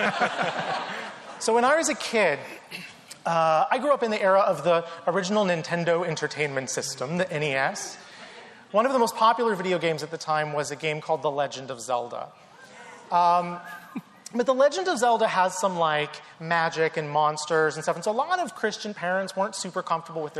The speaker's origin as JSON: {"language": "English", "region": "North Carolina", "country": "United States", "tie": "born or raised there", "said": "I grew up in the South, in North Carolina."}